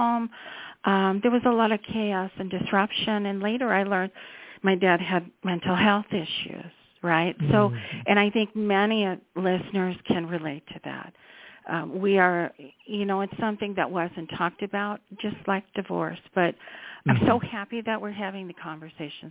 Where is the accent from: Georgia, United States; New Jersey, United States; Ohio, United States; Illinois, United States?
Illinois, United States; Chicago suburbs; I grew up in the Chicago suburbs